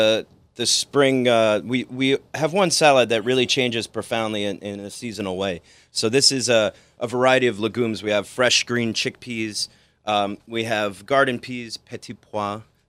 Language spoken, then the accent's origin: English; Fort Lee, New Jersey, United States; So I grew up in Fort Lee, New Jersey, right over the bridge here.